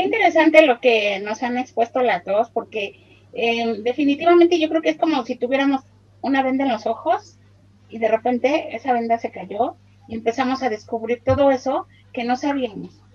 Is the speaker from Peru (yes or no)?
no; Mexico; soy de México